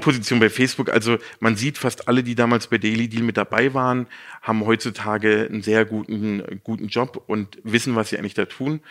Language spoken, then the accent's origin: German; near Baden-Baden / Karlsruhe, Baden-Württemberg, Germany; moved away as an adult; now in Munich, Germany; Aufgrund der Liebe bin ich dann wieder zurück in meine Heimat. Ich komme aus der Nähe von, von Baden-Baden-Karlsruhe